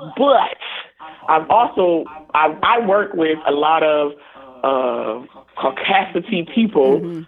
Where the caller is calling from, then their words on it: Toledo, Ohio, United States; I'm calling from Toledo, Ohio, the 419